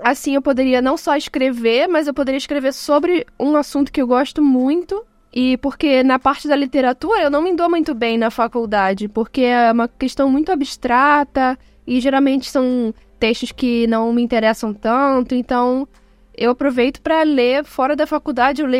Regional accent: Rio de Janeiro, Brazil; eu sou do Rio de Janeiro

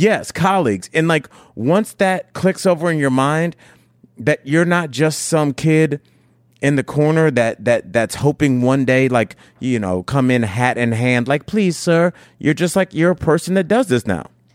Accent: Cleveland, Ohio, United States; moved away as an adult; also born or lived in Miami, Florida; now in Denver, United States; I'm from Cleveland, Ohio, born and raised

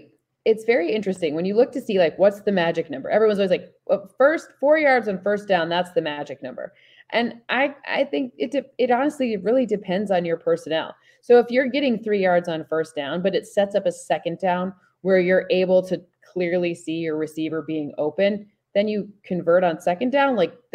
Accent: Luxembourg; I grew up in Luxembourg, so I do. And we used to go see soccer matches in London.

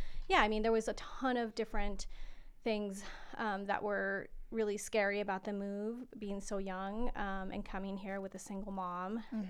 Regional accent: El Paso, Texas, United States; now in Denver, United States; coming from a border town, is that I feel like in El Paso, I grew up being an American kid, mm-hmm. Even though I knew that I was Latina. And so, but I was American. I was born in America. And so when I moved to Colorado

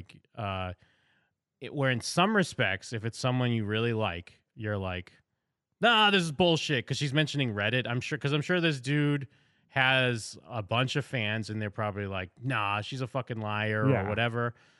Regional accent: Seattle, Washington, United States; Not the first time hearing about something like this. I'm from Seattle. I know many people in common with him.

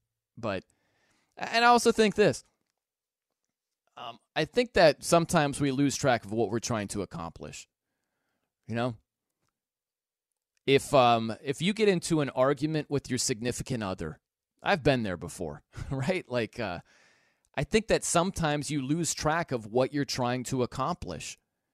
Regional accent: South Bend, Indiana, United States; I'm from South Bend, Indiana. I love Notre Dame football.

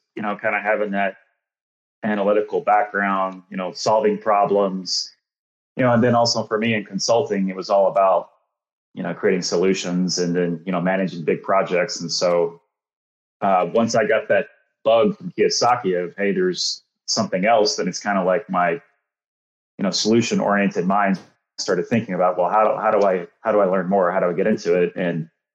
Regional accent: Dallas, Texas, United States; I grew up in the Dallas-Fort Worth area, went to Texas A&M

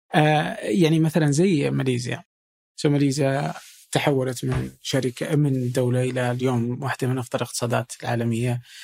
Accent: Saudi Arabia; عندنا في السعودية

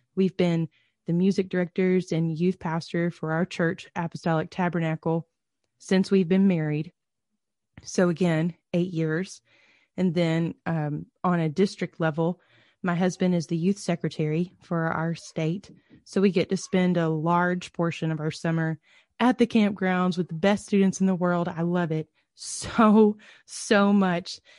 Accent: Georgia, United States; I grew up as a P K in the middle of nowhere in Georgia

